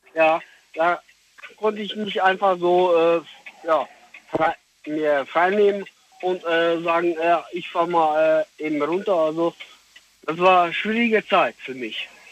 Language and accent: German; Poland; now in Melle, Germany; Ich bin äh, aus äh, Polen